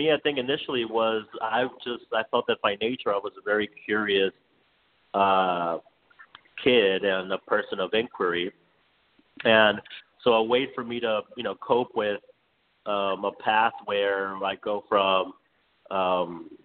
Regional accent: Miami, Florida, United States; now in New York City, United States; coming from like a low income means and growing up in Miami

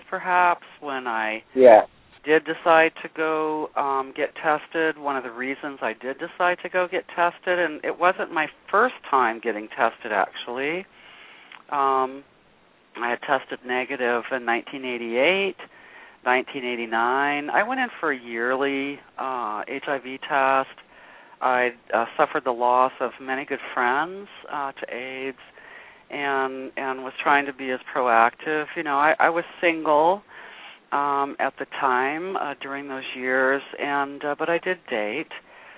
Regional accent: Los Angeles, California, United States; moved away as an adult; also born or lived in Minneapolis; now in Sacramento, United States; I'm originally from Los Angeles, but I had left there very young. I was about 18

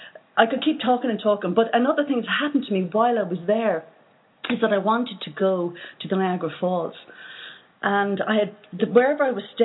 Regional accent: Ireland; from Ireland

